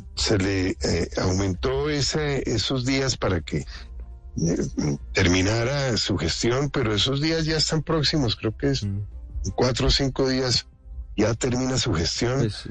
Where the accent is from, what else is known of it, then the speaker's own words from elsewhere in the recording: Colombia; como colombianos